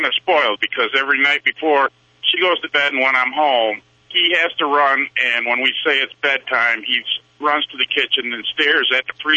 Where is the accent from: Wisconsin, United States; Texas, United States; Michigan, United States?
Michigan, United States; Grand Rapids; I'm from Grand Rapids, Michigan.